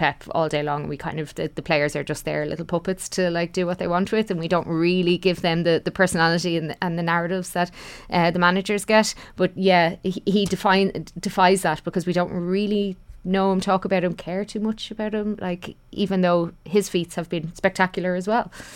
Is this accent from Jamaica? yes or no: no; Ireland; all of us of, of, as Irish people